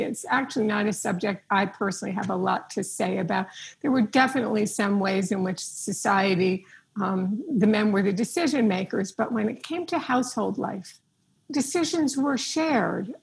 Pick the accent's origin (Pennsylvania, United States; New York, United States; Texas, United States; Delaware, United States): New York, United States; I'm a New Yorker